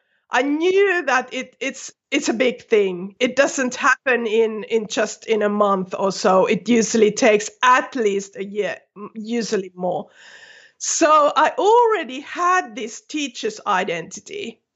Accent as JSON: {"language": "English", "country": "Finland", "first_language": "Finnish", "second_language": "English", "said": "No, you know, my native language is Finnish, and I had used that a lot, so I could write quite fluently."}